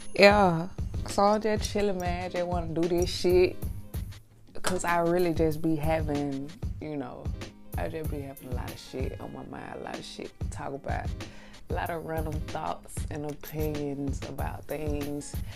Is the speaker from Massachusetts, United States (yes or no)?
no; Atlanta, Georgia, United States; I'm straight out, straight out of Atlanta, real Atlanta shit. I grew up in Lakewood, man.